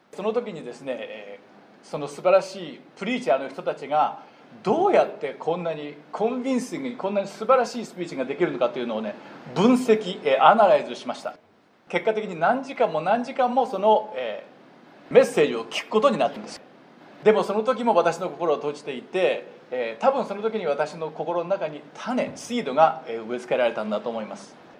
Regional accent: Japan; moved away as an adult; now in United States; 私は61年前日本で生まれ育ちました

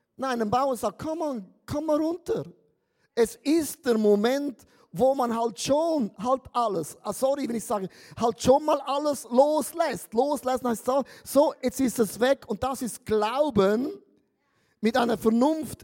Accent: Switzerland; Ich bin ja ein Schweizer

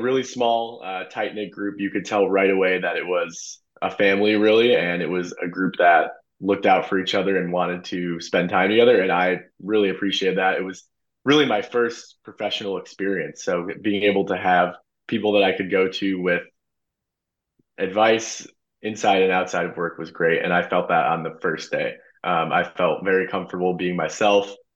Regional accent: St. Charles, Illinois, United States; I am from St. Charles, uh, born and raised. Went to St. Charles East High School

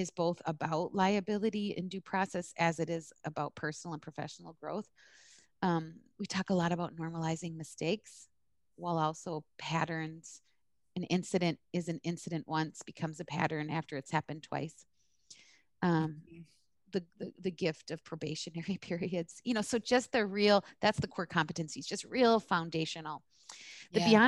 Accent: East Coast, United States; yeah, I'm from the East Coast. I'm Arab.

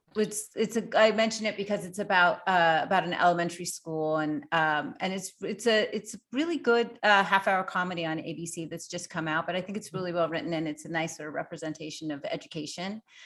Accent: Montreal, Quebec, Canada; I grew up in Montreal.

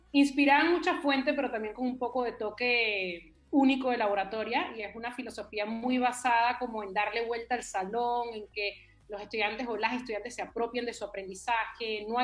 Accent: Venezuela; also born or lived in Chile / Panama / New York; now in Peru; Sí, sí, y antes de eso viví en varios lugares. De Venezuela me fui a Chile, de Chile a Panamá, de Panamá a Nueva York y de Nueva York a Perú.

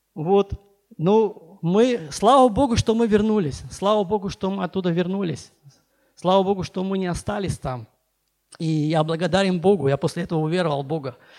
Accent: Baku, Azerbaijan; moved away as an adult; also born or lived in Nagorno-Karabakh; now in Sochi, Russia; я вообще беженец из Баку

